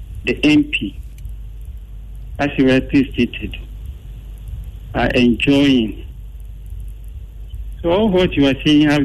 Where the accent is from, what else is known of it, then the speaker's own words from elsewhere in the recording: Ghana; moved away; I'm from Takwari, but I'm working at Sugarcope